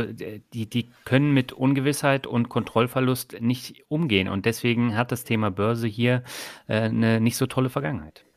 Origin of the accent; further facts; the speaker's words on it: Germany; bei uns in Deutschland